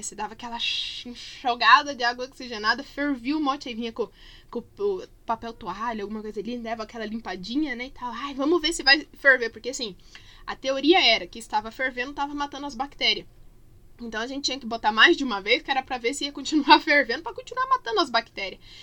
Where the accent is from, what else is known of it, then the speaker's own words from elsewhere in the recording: Curitiba, Paraná, Brazil; quando eu era criança pequena, lá em Barbacena, na verdade aqui em Curitiba mesmo, uh, a gente morava no mesmo terreno que meus avós